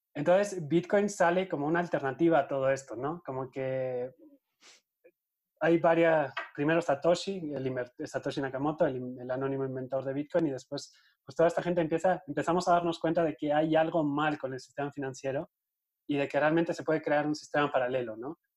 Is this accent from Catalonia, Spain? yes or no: no; Eibar, Basque Country, Spain; moved away as an adult; also born or lived in Madrid, Spain; now in Mexico; Yo soy de Eibar, de un pueblito que está en el País Vasco, en el norte de España.